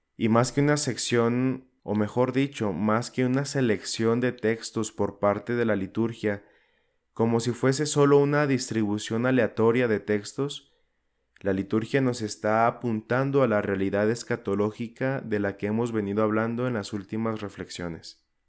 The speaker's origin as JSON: {"language": "Spanish", "region": "Zacatecas", "country": "Mexico", "tie": "born or raised there", "said": "en mi ciudad natal aquí en Zacatecas"}